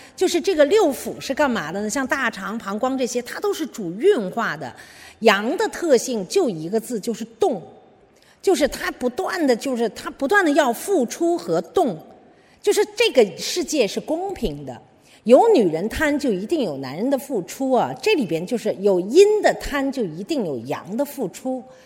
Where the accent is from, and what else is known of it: China